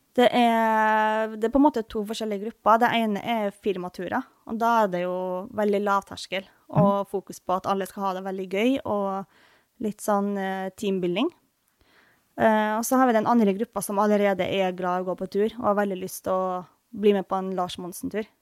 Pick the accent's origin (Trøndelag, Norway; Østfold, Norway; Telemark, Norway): Trøndelag, Norway; born or raised there; moved away